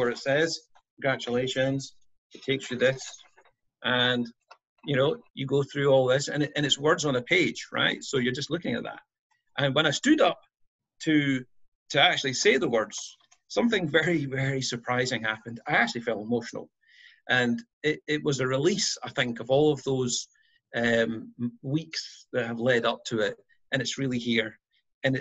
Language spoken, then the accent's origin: English; Scotland, United Kingdom; moved away as an adult; now in United States; born and raised in Scotland